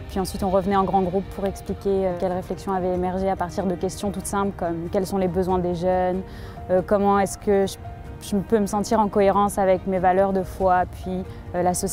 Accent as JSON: {"language": "French", "country": "France", "tie": "born or raised there", "moved": "as an adult", "lives_now": "Quebec City, Canada", "said": "je suis originaire de France."}